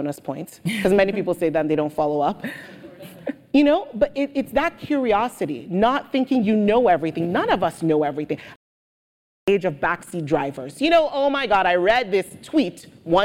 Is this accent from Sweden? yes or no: no; Nigeria; also born or lived in United Kingdom; now in United States; growing up in Nigeria, yes, everybody was Black